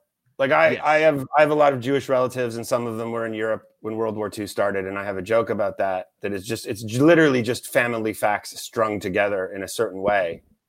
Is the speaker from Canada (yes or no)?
yes; Canada; I'm Canadian, I'm polite.